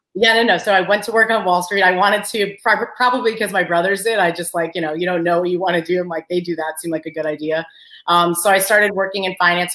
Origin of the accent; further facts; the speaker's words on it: Long Island, New York, United States; moved away as an adult; also born or lived in University of Maryland; I grew up in Long Island. Uh, my parents are both Albanian